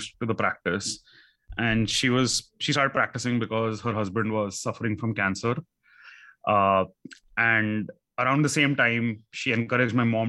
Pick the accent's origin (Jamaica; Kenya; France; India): India; growing up in India, that you are living in a concrete house